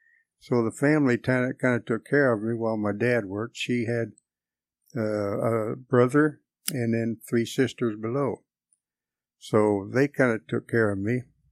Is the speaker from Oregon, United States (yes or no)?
no; Atchison, Kansas, United States; born there; I was born in Atchison, Kansas in 1936.